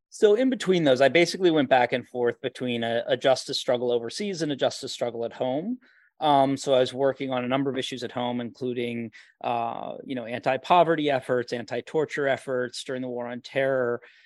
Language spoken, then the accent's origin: English; Charlottesville, Virginia, United States; growing up outside of Charlottesville, Virginia, and the beautiful Shenandoah